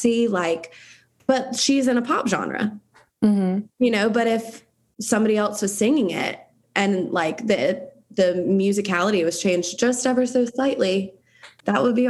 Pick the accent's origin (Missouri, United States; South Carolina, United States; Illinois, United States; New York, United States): South Carolina, United States; I was raised in South Carolina. Like, that's just never going to change, and I can't change my accent.